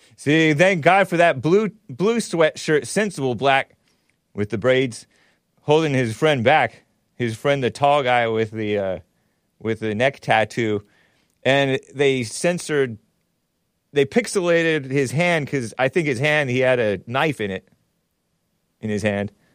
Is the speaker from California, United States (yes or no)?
yes; West Covina, California, United States; I'm from Southern California. I was born in West Covina.